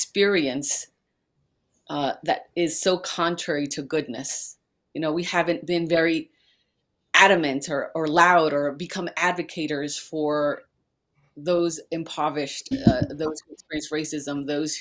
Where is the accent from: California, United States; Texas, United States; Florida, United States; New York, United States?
New York, United States; New York City; now in Lincoln, United States; I was raised in New York City. I'm from Queens.